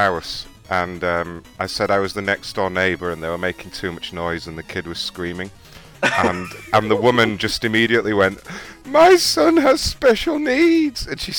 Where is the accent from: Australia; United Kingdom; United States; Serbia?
United Kingdom; England; Mention that I'm from England. Tell him that I'm from England, so I speak perfect English.